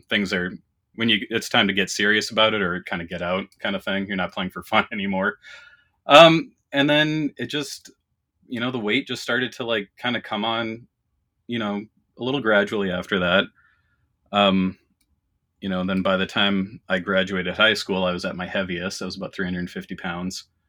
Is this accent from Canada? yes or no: yes; Canada; now in Minnesota, United States; I was born and raised in Canada. I live in Minnesota now